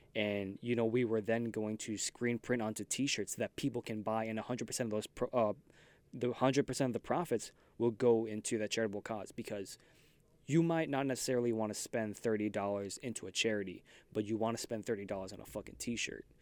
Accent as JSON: {"language": "English", "town": "New York City", "region": "New York", "country": "United States", "said": "I'm from Queens"}